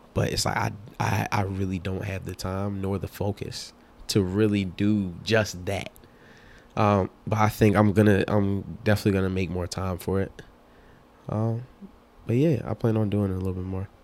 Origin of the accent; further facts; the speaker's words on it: Philadelphia, Pennsylvania, United States; I'm from North Philly